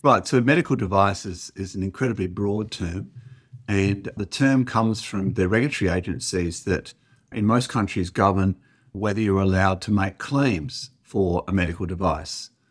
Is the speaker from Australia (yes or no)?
yes; Perth, Western Australia, Australia; also born or lived in Oxford / Harvard; I'm also from Perth